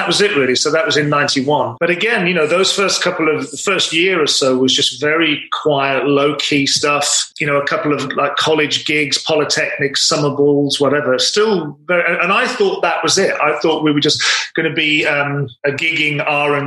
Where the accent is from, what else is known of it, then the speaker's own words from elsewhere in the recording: Wolverhampton, West Midlands, United Kingdom; I'm originally from Wolverhampton